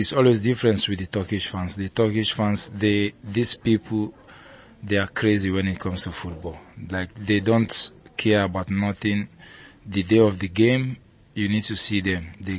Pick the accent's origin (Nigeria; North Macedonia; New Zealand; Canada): Nigeria; Lagos; now in Trabzon, Turkey; The truth is that I grew up in Ajegunle